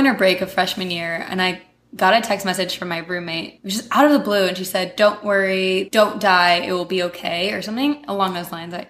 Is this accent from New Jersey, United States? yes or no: yes; New Jersey, United States; Yes, I'm from New Jersey.